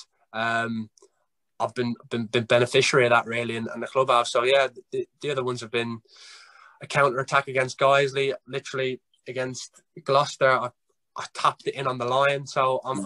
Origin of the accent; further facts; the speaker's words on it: Ireland; now in England; I'm Irish, but I have to put on my English accent